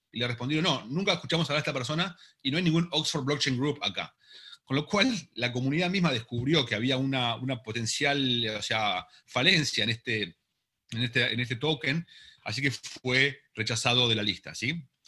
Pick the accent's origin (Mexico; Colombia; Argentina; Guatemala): Argentina; yo soy argentino